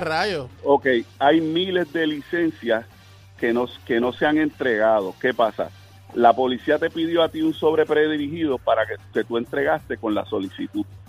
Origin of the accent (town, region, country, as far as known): Puerto Rico